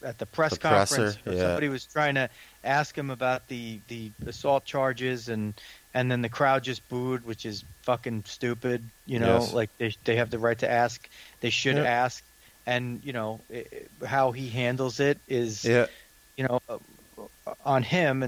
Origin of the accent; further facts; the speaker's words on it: United States; I'm the American